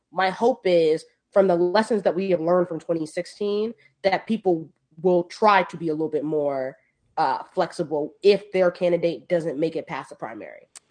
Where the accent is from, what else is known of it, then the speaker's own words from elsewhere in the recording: New York City, New York, United States; I am from the Bronx. I'm proud to be from the Bronx